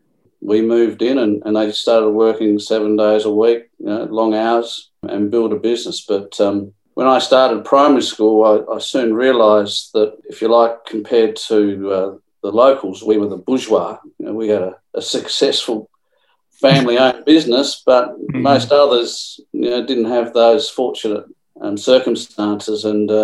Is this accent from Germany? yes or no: no; Elizabeth, South Australia, Australia; born or raised there